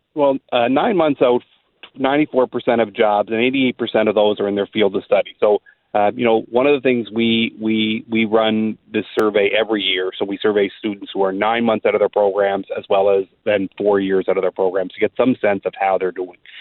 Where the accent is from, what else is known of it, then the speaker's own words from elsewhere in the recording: East Coast, Canada; moved away as an adult; also born or lived in Saskatchewan; now in Brandon, Canada; we're originally from the East Coast